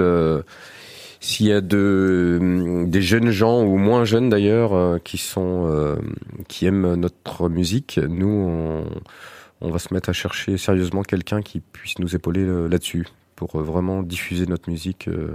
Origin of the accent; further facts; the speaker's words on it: Alençon, Normandy, France; moi je suis d'Alençon